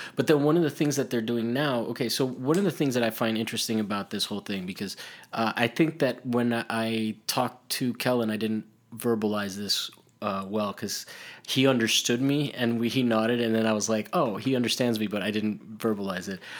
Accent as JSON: {"language": "English", "country": "Italy", "tie": "born or raised there", "said": "I grew up in Italy"}